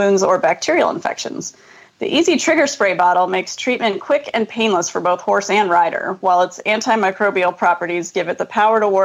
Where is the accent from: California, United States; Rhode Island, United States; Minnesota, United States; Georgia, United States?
California, United States; moved away as an adult; also born or lived in Lexington, Kentucky; I moved from Lexington, Kentucky back to my home state of California